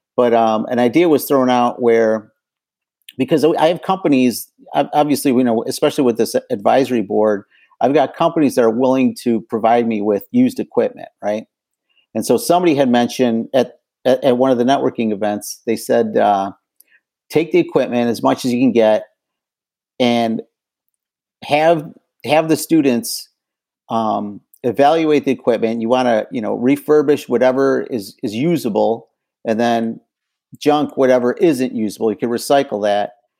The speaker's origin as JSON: {"language": "English", "town": "Chicago", "region": "Illinois", "country": "United States", "moved": "yes", "lives_now": "Detroit, United States", "said": "I'm originally from Chicago"}